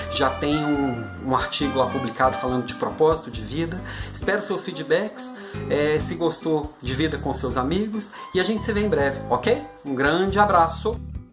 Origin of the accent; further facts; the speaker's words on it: Belo Horizonte, Minas Gerais, Brazil; moved away as an adult; eu mudei para Belo Horizonte, voltei para minha cidade natal depois de quase 10 anos fora